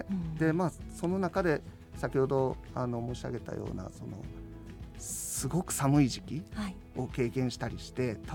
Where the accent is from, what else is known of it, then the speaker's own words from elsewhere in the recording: Osaka, Japan; moved away; also born or lived in Hakodate, Hokkaido; 自分は大阪出身ですけど